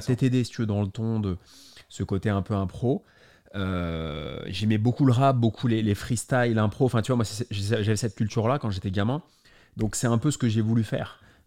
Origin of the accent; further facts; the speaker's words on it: Paris, Île-de-France, France; je suis né à Paris en 86